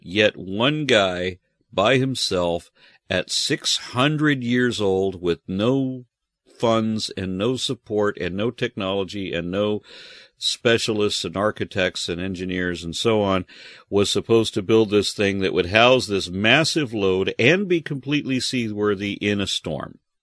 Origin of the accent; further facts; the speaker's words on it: Texas, United States; I am, you know, Texan and American